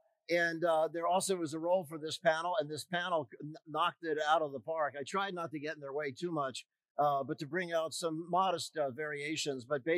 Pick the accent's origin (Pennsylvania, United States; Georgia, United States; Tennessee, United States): Pennsylvania, United States; Philadelphia; So we as Philadelphians